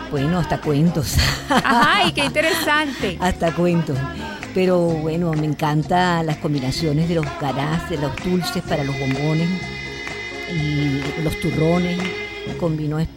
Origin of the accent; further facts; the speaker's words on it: Caracas, Capital District, Venezuela; Yo viví, yo soy caraqueña, viví en el Valle y en el Valle quedaba la fábrica La Savoy ...mi mamá trabajó en la sabor.